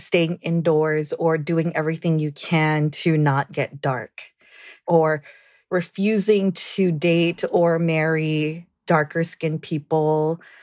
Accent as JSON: {"language": "English", "country": "Guam", "tie": "born or raised there", "said": "I'm originally from Guam, born and raised."}